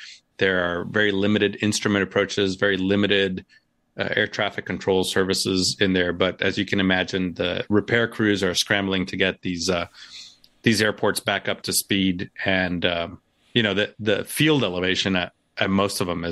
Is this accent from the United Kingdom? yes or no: no; Puerto Rico; I grew up in Puerto Rico